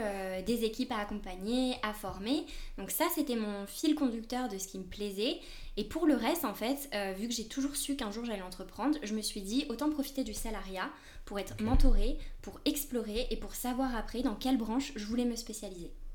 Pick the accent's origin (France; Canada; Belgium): France; moved away as an adult; now in Spain; Je suis française, mais ça fait une dizaine d'années que je vis surtout en Espagne.